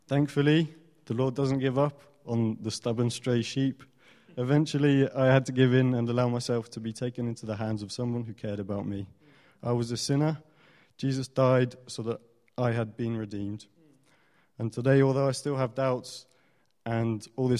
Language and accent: English; France; moved away; I grew up in France